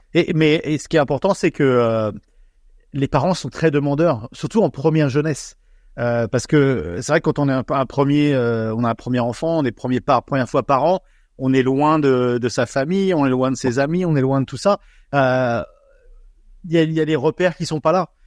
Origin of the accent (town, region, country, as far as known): France; now in Australia